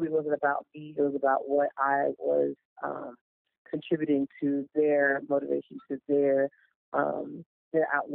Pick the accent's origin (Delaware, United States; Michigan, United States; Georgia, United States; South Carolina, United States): South Carolina, United States; Goose Creek; That was Goose Creek, my hometown